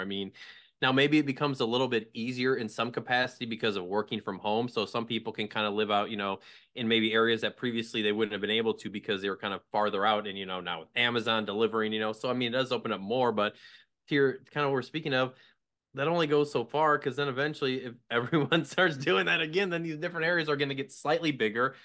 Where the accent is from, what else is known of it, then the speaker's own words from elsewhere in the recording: Midwest, United States; moved away as an adult; also born or lived in Connecticut; the Quad Cities where I'm from